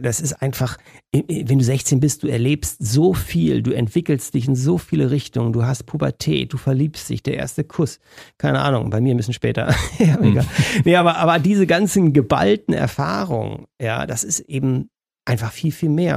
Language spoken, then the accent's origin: German; Germany; ich da als Deutscher